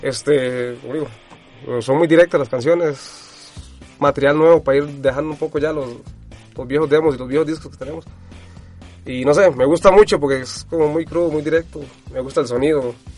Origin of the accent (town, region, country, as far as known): Costa Rica